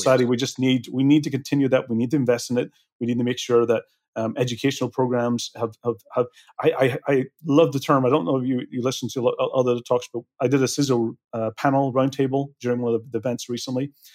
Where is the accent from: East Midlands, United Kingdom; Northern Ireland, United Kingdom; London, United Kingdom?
Northern Ireland, United Kingdom; Belfast; moved away; I'm originally from Belfast